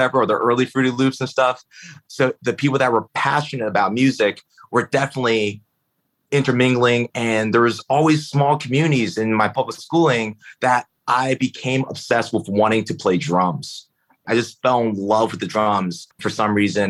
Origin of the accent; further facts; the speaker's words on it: Philadelphia, Pennsylvania, United States; I grew up in Philly, in North Philly, and my parents were immigrants from China